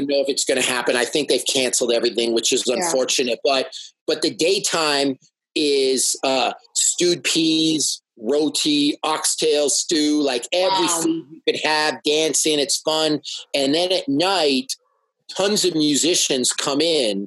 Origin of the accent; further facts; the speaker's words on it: Toronto, Ontario, Canada; I am from Toronto. It's my city.